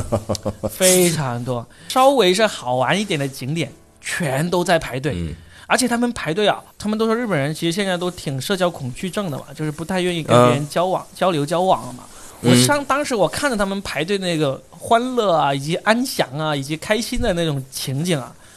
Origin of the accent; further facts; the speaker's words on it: China; 在我们中国人当中最有名呢是什么呢？